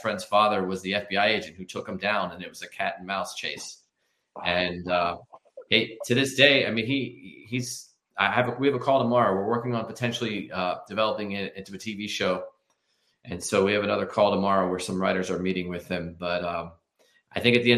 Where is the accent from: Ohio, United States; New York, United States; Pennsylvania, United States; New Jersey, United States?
Pennsylvania, United States; Philadelphia; I'm from Philadelphia